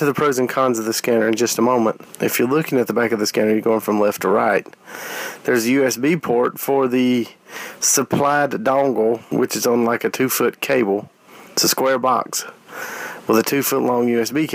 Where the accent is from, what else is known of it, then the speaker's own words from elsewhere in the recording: South Carolina, United States; I'm from South Carolina